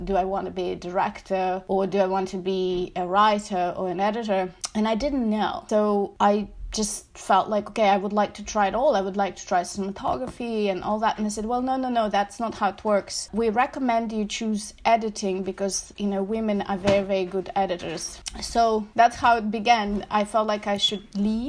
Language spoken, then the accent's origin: English; Moscow, Russia; moved away as an adult; now in New York, United States; Originally, I'm from Moscow, and in Moscow, I actually didn't do cinema